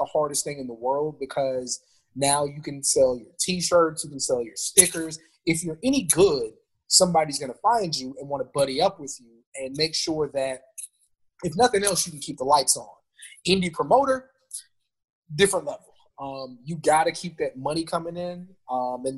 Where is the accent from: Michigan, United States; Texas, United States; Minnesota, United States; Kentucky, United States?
Texas, United States; San Antonio; moved away; also born or lived in Maryland; I grew up in San Antonio